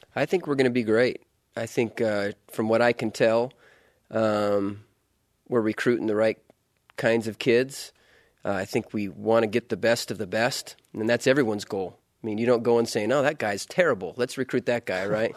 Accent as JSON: {"language": "English", "region": "Utah", "country": "United States", "tie": "born or raised there", "also_born_or_lived": "Louisiana", "moved": "as an adult", "said": "I grew up, uh, in Utah"}